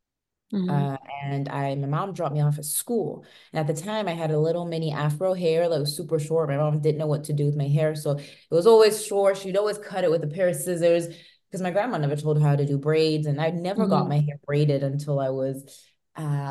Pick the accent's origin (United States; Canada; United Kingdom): United Kingdom; moved away; also born or lived in France; being born in a country, but having living in another one, and you're always in two different worlds where I am British